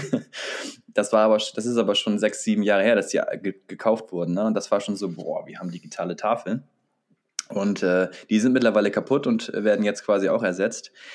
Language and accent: German; Bremen, Germany; Wir bei uns in Bremen